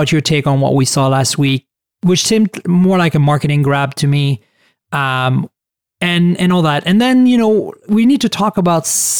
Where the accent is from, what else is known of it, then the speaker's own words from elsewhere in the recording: Canada; now in San Francisco, United States; Rose is from Canada, and I'm also a Canadian citizen who, you know, moved to the US a long time ago and is also an American citizen.